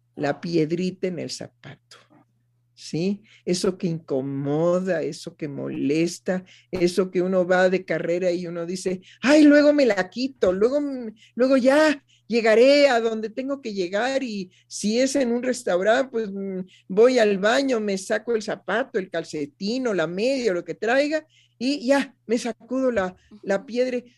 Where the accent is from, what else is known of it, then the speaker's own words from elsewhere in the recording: Mexico; en mi país, en México